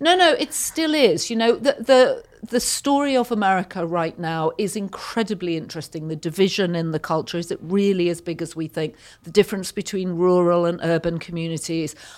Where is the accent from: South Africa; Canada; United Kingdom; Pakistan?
United Kingdom; Yorkshire and the Humber; now in United States; I grew up in Yorkshire, which is about two hundred miles north of London in the U K